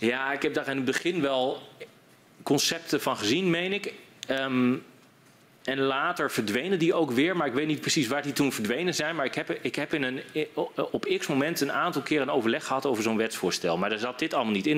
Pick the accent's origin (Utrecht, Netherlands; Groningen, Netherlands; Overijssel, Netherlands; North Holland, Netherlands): Groningen, Netherlands; in de provincie waar ik vandaan kom